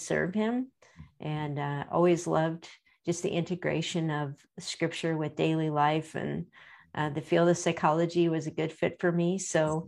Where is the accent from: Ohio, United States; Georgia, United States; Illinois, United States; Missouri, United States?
Ohio, United States; Akron; I was born and raised right here in Akron, Ohio